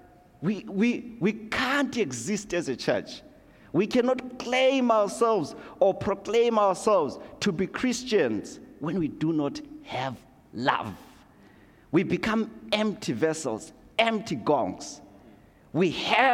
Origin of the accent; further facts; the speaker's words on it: Zimbabwe; now in Canada; growing up in Zimbabwe, going to Sunday school, being a young kid